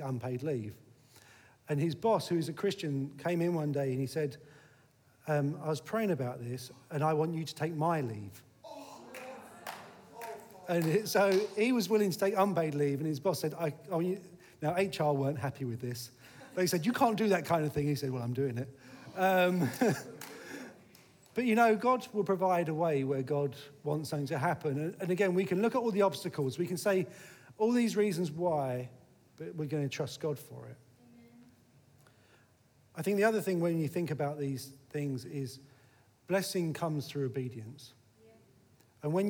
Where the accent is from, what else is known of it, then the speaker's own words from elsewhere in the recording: Eltham, London, United Kingdom; also born or lived in Sidcup; I'm just from Eltham. Now, sometimes I say, actually, I'm from Sycup, because Sycup's a little bit posher than Eltham